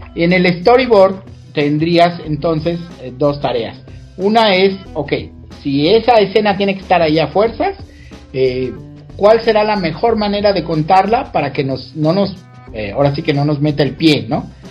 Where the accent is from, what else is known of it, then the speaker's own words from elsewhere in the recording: Mexico; soy el único mexicano en haber creado personajes y marionetas